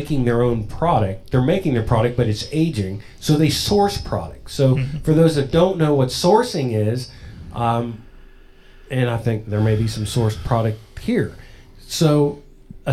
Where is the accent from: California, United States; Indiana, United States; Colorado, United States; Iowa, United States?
Indiana, United States; Logan; I grew up in Logan, Indiana.